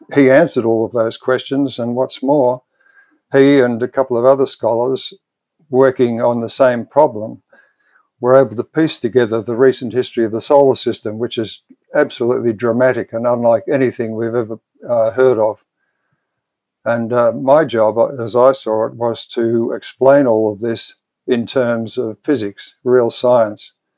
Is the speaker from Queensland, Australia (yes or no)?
no; Melbourne, Victoria, Australia; I was born and bred in Melbourne, in Australia.